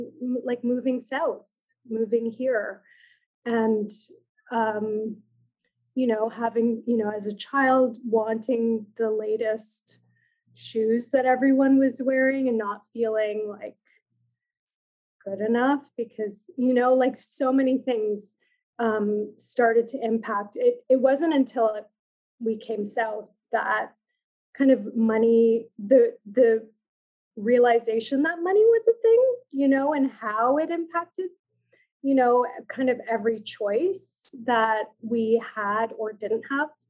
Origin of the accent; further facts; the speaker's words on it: Iqaluit, Nunavut, Canada; now in Toronto, Canada; I'm an urban Inuk, but I grew up in community on Baffin Island in Iqaluit, with my community on my motherland.